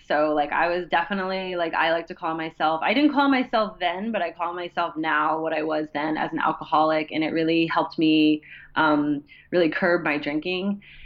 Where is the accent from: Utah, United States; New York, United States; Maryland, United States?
Maryland, United States; Columbia; also born or lived in Washington, D.C.; I grew up in Columbia, Maryland, okay. and spent most of my time in DC and Columbia.